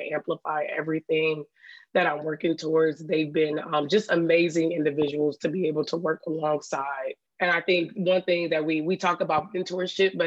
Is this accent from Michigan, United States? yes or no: yes; Detroit, Michigan, United States; moved away as an adult; also born or lived in Washington, D.C. / Connecticut; Growing up in Detroit was an experience